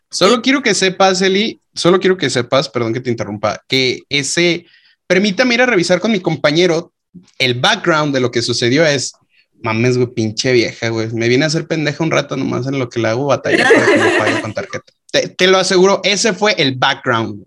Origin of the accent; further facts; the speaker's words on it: Mexico; nosotros como mexicanos